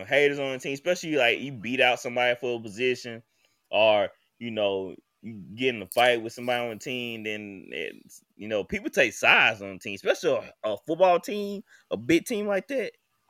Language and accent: English; Jackson, United States; I'm from Jackson, RC.